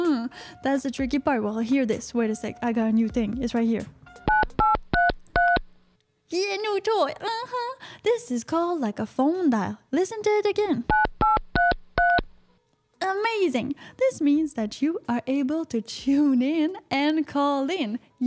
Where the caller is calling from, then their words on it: United States; And well, Piper, I'm calling from the United States.